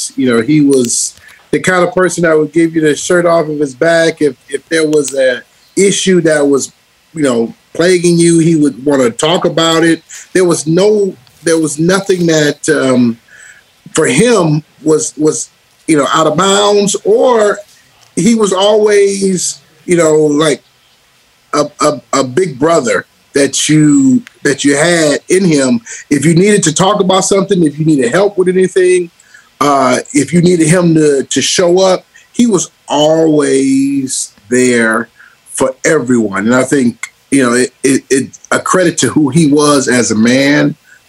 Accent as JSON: {"language": "English", "town": "Detroit", "region": "Michigan", "country": "United States", "tie": "born or raised there", "said": "I did not like the Pittsburgh Steelers growing up in Detroit."}